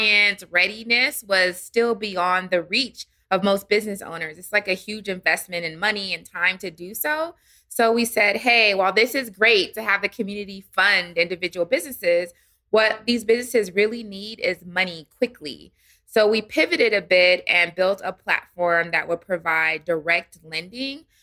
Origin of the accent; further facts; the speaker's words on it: San Diego, California, United States; moved away as an adult; also born or lived in Washington, D.C.; now in Atlanta, United States; I'm originally from San Diego, California.